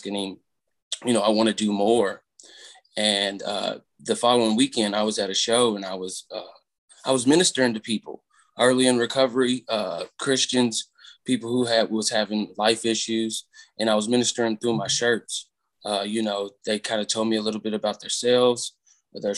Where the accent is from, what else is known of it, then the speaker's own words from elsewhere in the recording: Louisville, Kentucky, United States; moved away as an adult; now in Lexington, United States; I'm originally from Louisville. I live in Lexington